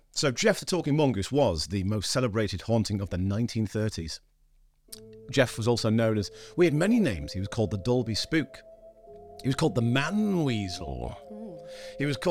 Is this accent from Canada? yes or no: no; Scarborough, Yorkshire and the Humber, United Kingdom; I was born in Scarborough, which is a little seaside town.